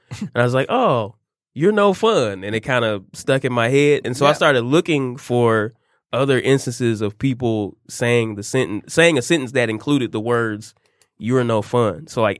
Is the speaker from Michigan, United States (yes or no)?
yes; Detroit, Michigan, United States; I'm born, raised, schooled, currently still living in Detroit, Michigan.